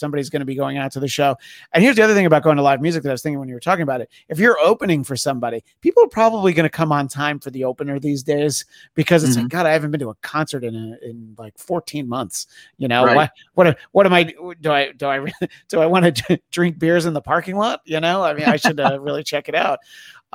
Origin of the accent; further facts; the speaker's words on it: New York, United States; growing up in New York